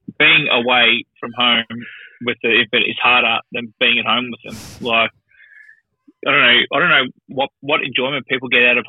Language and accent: English; Australia; moved away; people figure out that I'm Australian